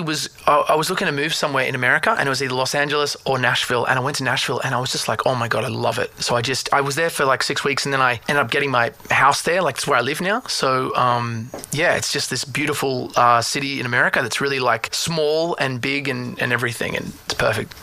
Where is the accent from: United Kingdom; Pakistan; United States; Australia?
Australia; I'm Australian